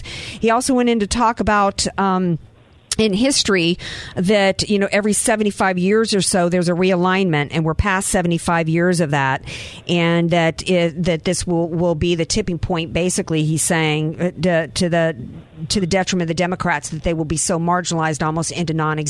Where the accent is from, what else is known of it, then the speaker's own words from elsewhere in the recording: the South, United States; I am a Southerner